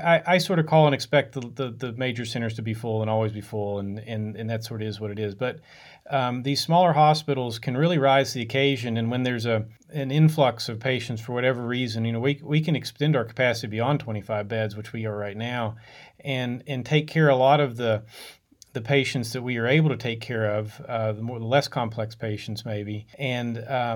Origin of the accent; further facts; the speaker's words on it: Logan, West Virginia, United States; also born or lived in Pittsfield, Massachusetts / Lewisburg, West Virginia; I'm from West Virginia originally, from a town called Logan